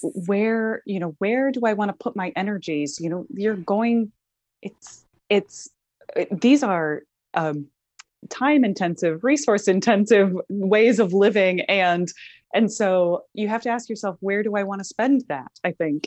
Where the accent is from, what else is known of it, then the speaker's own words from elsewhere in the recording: Midwest, United States; growing up in the Midwest